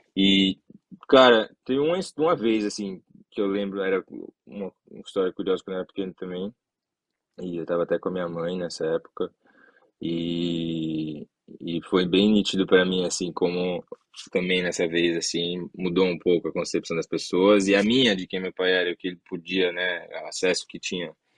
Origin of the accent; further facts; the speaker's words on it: São Paulo, Brazil; also born or lived in Guarujá; now in United States; a gente cresceu em São Paulo